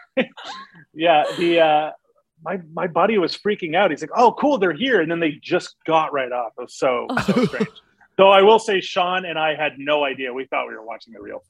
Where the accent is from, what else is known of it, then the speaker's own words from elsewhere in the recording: Montreal, Quebec, Canada; I'm from Montreal, so I thought my French would be a lot better